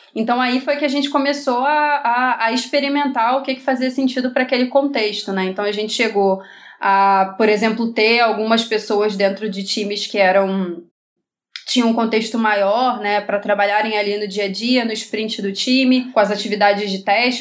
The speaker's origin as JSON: {"language": "Portuguese", "region": "Rio de Janeiro", "country": "Brazil"}